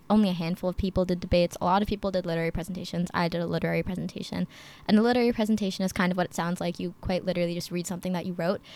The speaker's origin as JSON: {"language": "English", "town": "Princeton", "region": "New Jersey", "country": "United States", "also_born_or_lived": "Chicago, Illinois", "said": "I am from Princeton, New Jersey, but I was born in Chicago"}